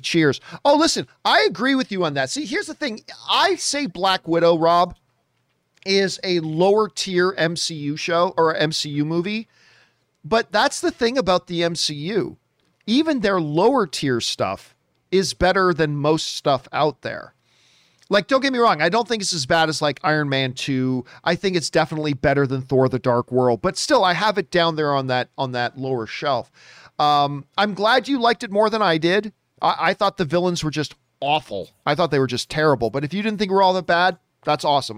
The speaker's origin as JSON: {"language": "English", "town": "Hamilton", "region": "Ontario", "country": "Canada", "tie": "born or raised there", "said": "from my hometown, as a matter of fact, Hamilton, Ontario, Canada."}